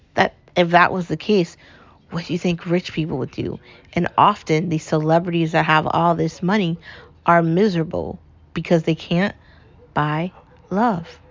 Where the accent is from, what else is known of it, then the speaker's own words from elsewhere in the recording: United States; I'm an American